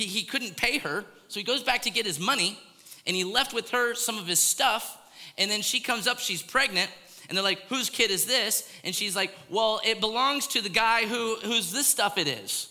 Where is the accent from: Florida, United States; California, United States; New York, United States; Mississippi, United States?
Florida, United States; Maybe I grew up in Florida